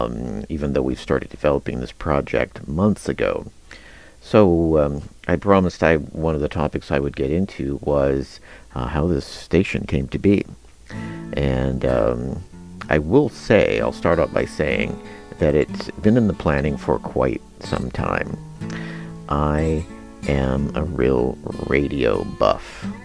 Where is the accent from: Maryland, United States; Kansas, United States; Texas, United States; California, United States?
Kansas, United States; moved away as an adult; also born or lived in Denver, Colorado; of course I grew up in Kansas. There weren't a lot of radio stations, you know, KJCK.